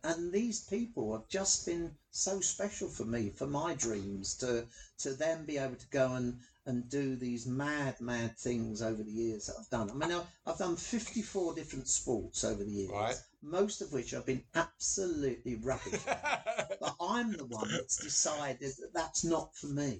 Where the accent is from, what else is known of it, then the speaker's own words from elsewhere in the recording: London, United Kingdom; I'm a Londoner through and through, hackney boy